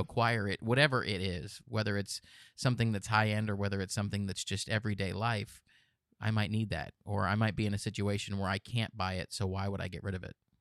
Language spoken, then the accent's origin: English; Pennsylvania, United States; moved away; I grew up in Pennsylvania